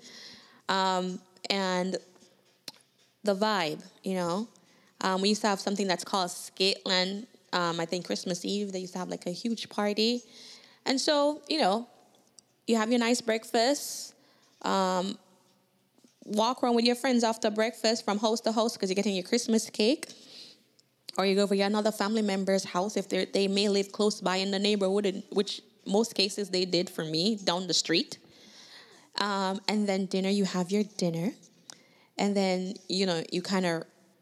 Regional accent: Kingston, Jamaica; now in United States; I'm Jamaican by birth

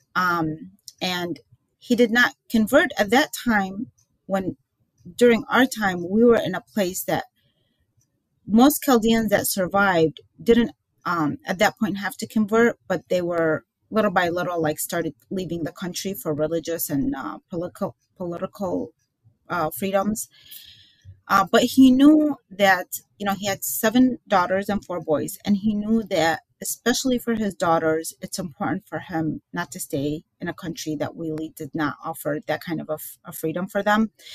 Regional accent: Baghdad, Baghdad Governorate, Iraq; now in United States; I was born in Baghdad

